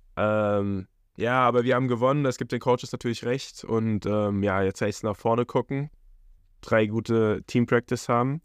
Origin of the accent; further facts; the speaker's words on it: Aschaffenburg, Bavaria, Germany; moved away; Ist meine Heimat